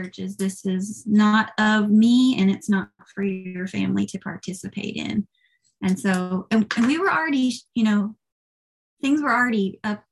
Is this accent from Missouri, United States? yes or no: no; Tennessee, United States; moved away as an adult; now in California, United States; I'm from Tennessee